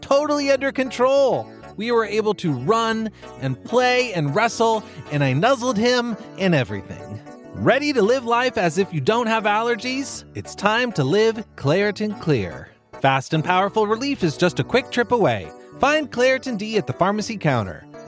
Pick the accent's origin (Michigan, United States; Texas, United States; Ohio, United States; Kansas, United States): Texas, United States; moved away; I grew up in Texas